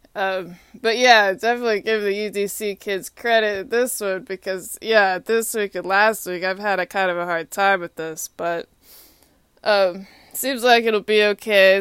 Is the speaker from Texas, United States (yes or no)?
yes; Austin, Texas, United States; moved away as an adult; also born or lived in Atlanta, United States; now in Washington, D.C., United States; Austin is my hometown